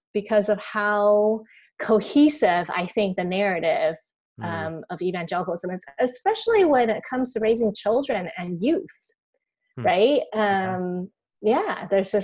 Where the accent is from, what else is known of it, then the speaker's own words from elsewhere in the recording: Taiwan; I grew up here in Taiwan